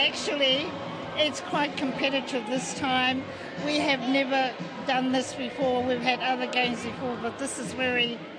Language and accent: English; Ngāpuhi, Northland, New Zealand; now in Hamilton, New Zealand; I'm from up Ngāpuhi in up north, but I live there at the moment.